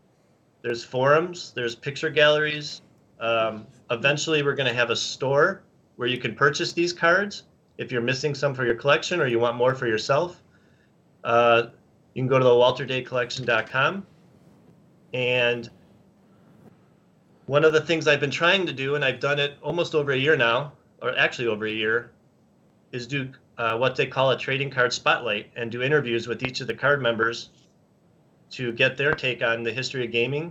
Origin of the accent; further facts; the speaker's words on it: Chicago, Illinois, United States; well, I'm from Chicago